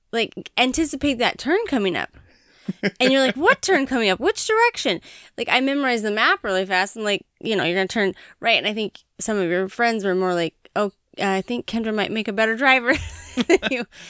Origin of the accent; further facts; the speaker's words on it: Montana, United States; moved away; growing up in Montana